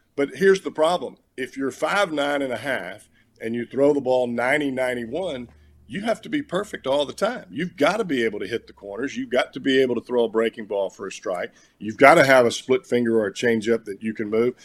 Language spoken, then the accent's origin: English; Alabama, United States; moved away as an adult; growing up in Alabama